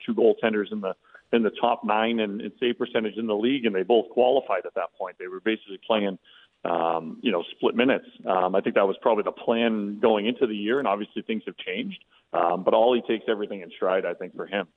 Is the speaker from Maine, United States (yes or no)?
no; Boston, Massachusetts, United States; moved away; I grew up in South Boston